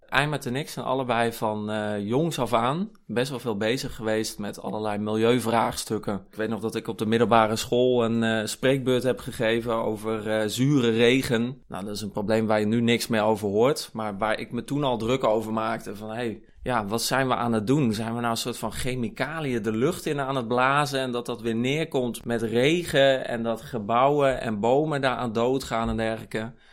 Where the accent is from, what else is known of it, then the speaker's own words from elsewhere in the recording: Kampen, Overijssel, Netherlands; moved away as an adult; now in Utrecht, Netherlands; Ik kom van oorsprong uit Kampen. Daar ben ik opgegroeid.